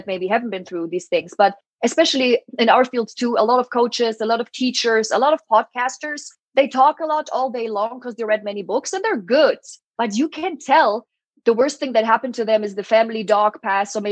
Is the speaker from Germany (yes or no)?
yes; Germany; English is a second language; moved away; So I'm from Germany. My mom is Polish, and my mom always spoke Polish to me